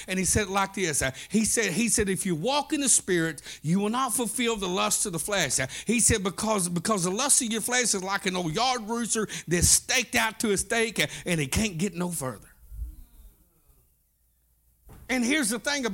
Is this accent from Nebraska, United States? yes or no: no; Southeast Oklahoma, United States; I was raised up in Southeast Oklahoma